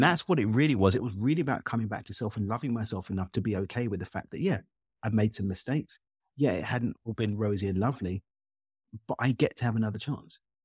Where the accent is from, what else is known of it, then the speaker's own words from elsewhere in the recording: London, United Kingdom; child of Zimbabwean immigrants born and raised in East London in the U K.